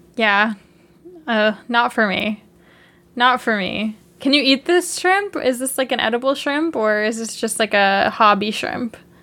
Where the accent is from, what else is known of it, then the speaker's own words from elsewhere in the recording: Canada; as two Canadian people